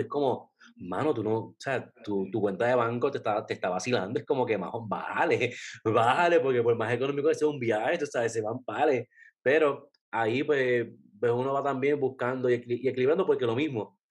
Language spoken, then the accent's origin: Spanish; Puerto Rico; yo soy de Puerto Rico